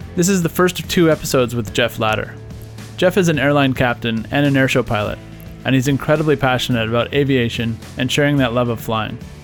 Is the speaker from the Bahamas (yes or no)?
no; Ottawa, Ontario, Canada; I grew up in Ottawa, too.